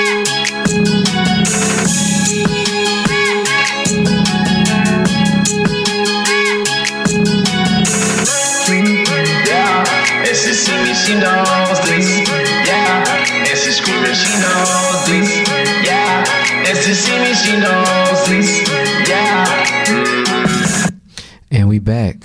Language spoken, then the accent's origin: English; Detroit, Michigan, United States; also born or lived in Southfield, Michigan; now in Ohio, United States; I'm originally from Detroit